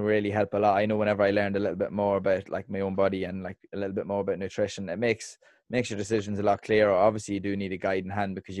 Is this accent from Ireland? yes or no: yes; Dundalk, Leinster, Ireland; moved away; I am from Dundalk.